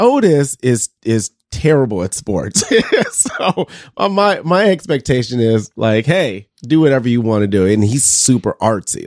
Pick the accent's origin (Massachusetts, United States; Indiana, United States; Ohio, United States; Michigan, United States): Michigan, United States; Detroit; moved away as an adult; now in Mason City, United States; I'm from, I'm from Detroit, so I'm a Michigan State guy